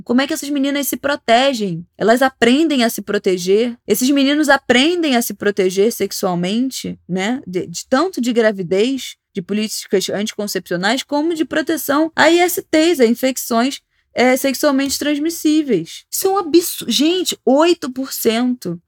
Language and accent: Portuguese; Rio de Janeiro, Brazil; como carioca